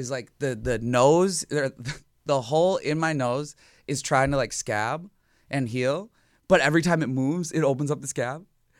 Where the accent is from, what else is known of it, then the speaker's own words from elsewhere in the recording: Minnesota, United States; Like I'm from Minnesota.